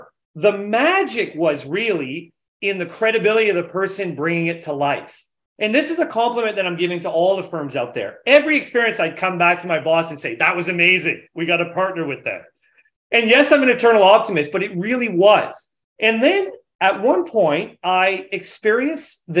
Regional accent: New Brunswick, Canada; So I'm from New Brunswick, from Atlantic Canada

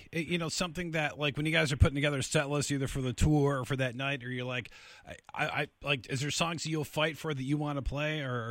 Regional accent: Michigan, United States; I grew up in Michigan

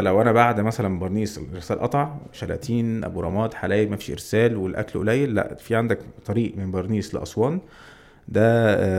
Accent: Egypt; وانا مصري

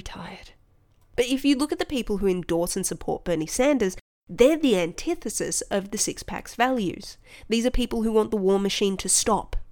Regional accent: Australia; I'm Australian

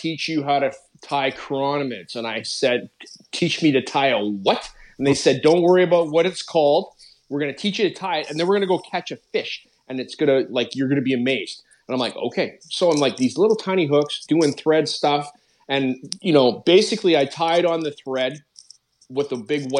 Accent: Calgary, Alberta, Canada; moved away as an adult; now in Abbotsford, Canada; I grew up in Calgary, Alberta

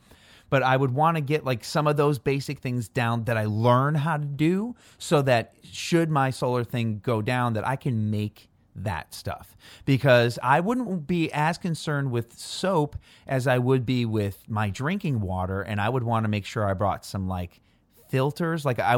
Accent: Illinois, United States; And I think that that's special to growing up near Chicago because I think that I'm not really sure what the story.

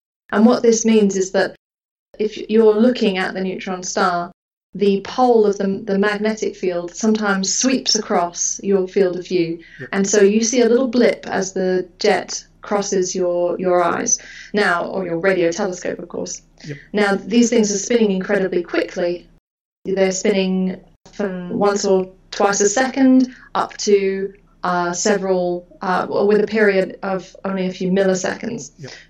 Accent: Houston, Texas, United States; As for the dark skies, growing up in Houston, no, not really. The Northern Hemisphere sky is quite disappointing. And, you know, living in a humid, cloudy suburb of outskirts of Houston, not really.

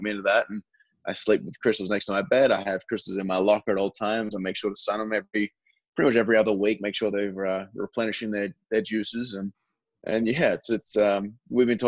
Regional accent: Perth, Western Australia, Australia; a kid from my hometown called Daniel Ricciardo

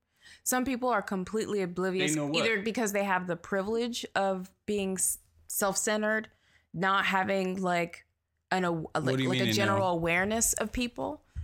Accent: the South, United States; Yeah, not everybody's like that. We grew up in the South.

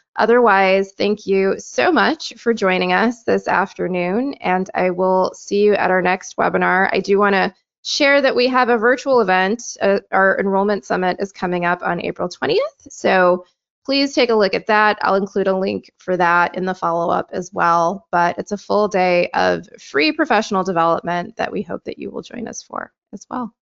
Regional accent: Michigan, United States; my home state of Michigan

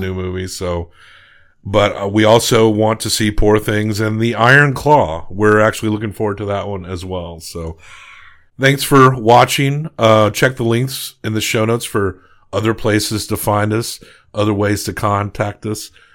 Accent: United States; we're American

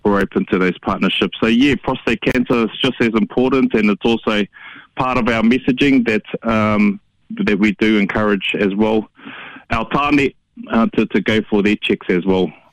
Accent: Hamilton, Waikato, New Zealand; I grew up in Hamilton uh, and I went to Ngakuaka, Kuaka, Tōku Māpihi Maurea, uh, Hillcrest High School right through to university

